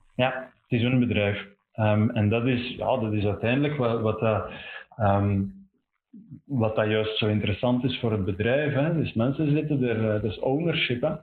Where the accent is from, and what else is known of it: Belgium